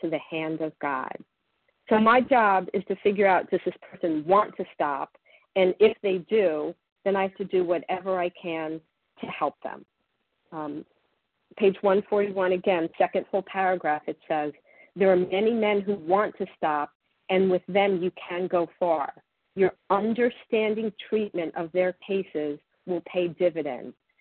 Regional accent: Florida, United States; I grew up in Florida and I went to the beach

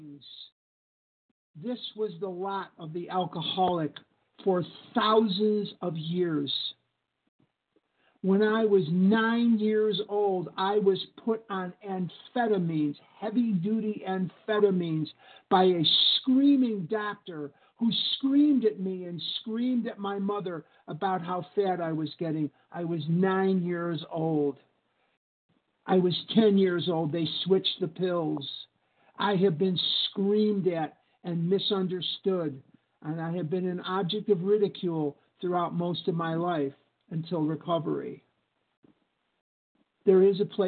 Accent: Chicago, Illinois, United States; now in Scottsdale, United States; I live in Scottsdale, Arizona, but I'm born and raised in Chicago, Illinois, crown jewel of the Midwest.

